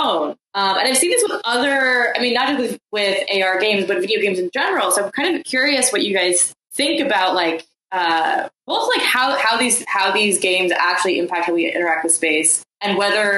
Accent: Oregon, United States; I grew up in Oregon

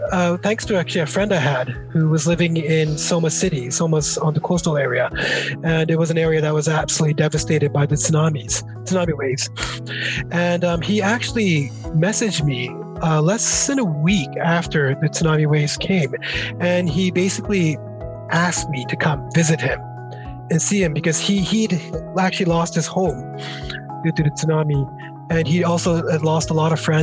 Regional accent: Vancouver, British Columbia, Canada; moved away as an adult; now in Fukushima, Japan; I'm originally from Vancouver, Canada, so the west coast of Canada.

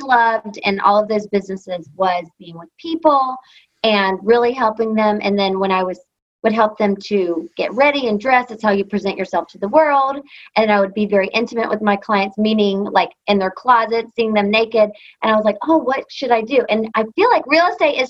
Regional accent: North Carolina, United States; moved away as an adult; also born or lived in Charlotte, North Carolina / Georgia; now in Los Angeles, United States; I'm from North Carolina. I've lived in LA for 13 years now

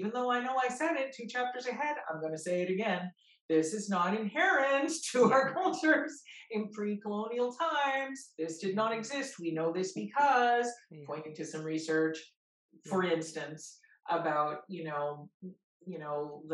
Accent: Peace River, Alberta, Canada; growing up in Peace River, which in Cree is known as Sagatawa

